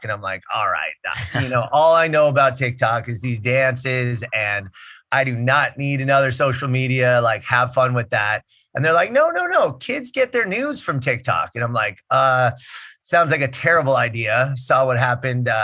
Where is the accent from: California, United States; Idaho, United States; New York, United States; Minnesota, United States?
California, United States; Los Angeles; I am indeed an LA native and the son of an LA native.